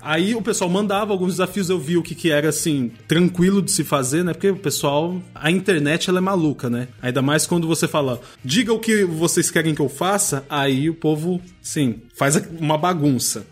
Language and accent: Portuguese; Barretos, São Paulo, Brazil; moved away as an adult; also born or lived in Lisbon, Portugal; now in Azores, Portugal; Eu sou do interior de São Paulo, sou de Barretos